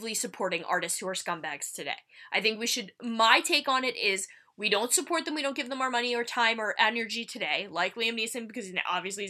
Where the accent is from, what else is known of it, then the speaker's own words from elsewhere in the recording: New Jersey, United States; We're from Jersey